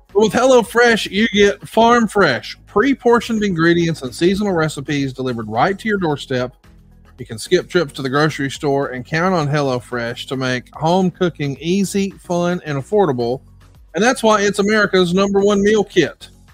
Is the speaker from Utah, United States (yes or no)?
no; Alabama, United States; I'm from Alabama, so you can probably imagine I'm old school